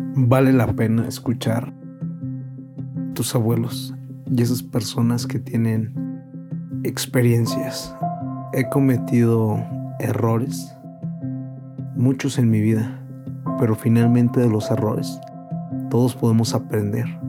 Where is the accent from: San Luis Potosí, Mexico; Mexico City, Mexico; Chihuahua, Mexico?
San Luis Potosí, Mexico; Villa de Reyes; now in San Luis Potosí, Mexico; Actualmente ahorita es San Luis Potosí, pero yo soy de Villa de Reyes